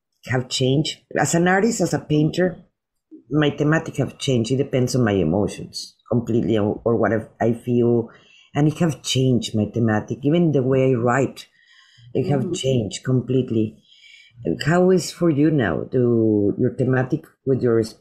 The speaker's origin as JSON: {"language": "English", "country": "Mexico", "tie": "born or raised there", "first_language": "Spanish", "second_language": "English", "moved": "yes", "said": "I grew up in Mexico"}